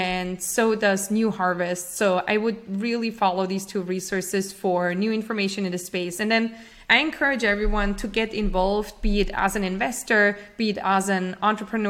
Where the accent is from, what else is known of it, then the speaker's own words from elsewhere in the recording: Austria; moved away as an adult; now in United States; I'm originally from Austria, and I came to the US to UC Berkeley